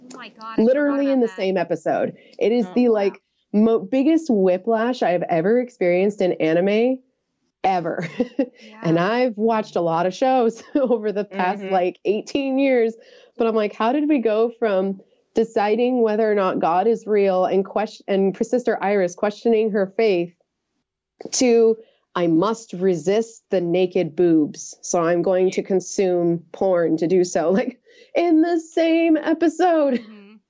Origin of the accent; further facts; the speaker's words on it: United States; I'm an American